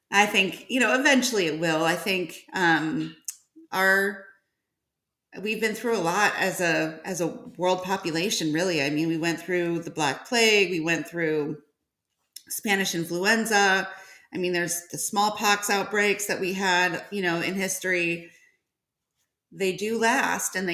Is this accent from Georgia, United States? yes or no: yes; Georgia, United States; Um, I'm from Georgia.